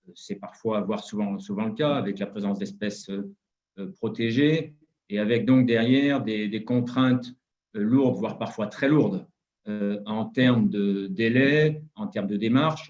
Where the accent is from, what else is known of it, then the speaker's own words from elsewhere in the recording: Saint-Étienne, Auvergne-Rhône-Alpes, France; je suis stéphanois, donc à Saint-Étienne